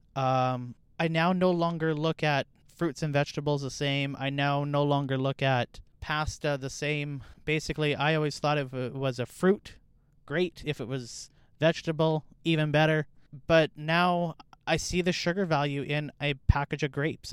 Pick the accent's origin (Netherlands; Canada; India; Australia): Canada; I'm Canadian.